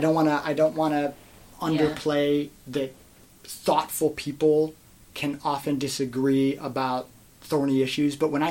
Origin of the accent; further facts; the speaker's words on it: Midwest, United States; And I'm from the Midwest, right?